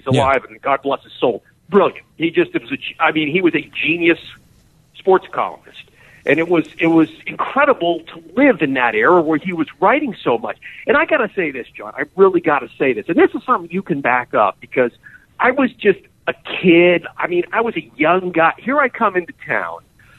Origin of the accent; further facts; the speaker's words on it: Harrisburg, Pennsylvania, United States; now in Pittsburgh, United States; I'm from Harrisburg. I'm not from Pittsburgh.